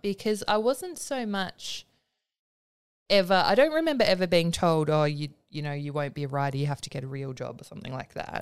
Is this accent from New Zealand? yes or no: no; Willetton, Western Australia, Australia; I grew up in Willerton.